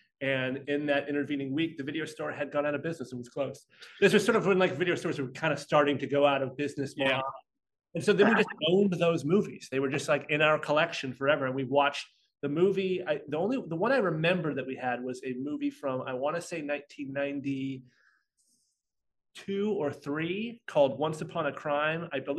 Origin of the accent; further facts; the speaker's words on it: Portland, Oregon, United States; growing up in Portland, Oregon